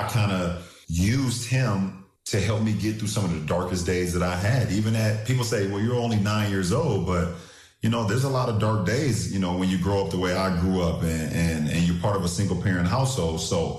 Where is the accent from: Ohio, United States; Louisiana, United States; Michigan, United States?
Ohio, United States; Akron; Like for me growing up in Akron, Ohio, all the hardships that I had to go through, you look for inspiration.